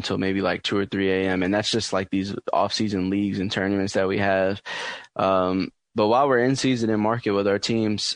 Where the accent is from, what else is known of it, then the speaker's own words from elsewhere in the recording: New York City, New York, United States; growing up in New York City, I played just basketball a lot.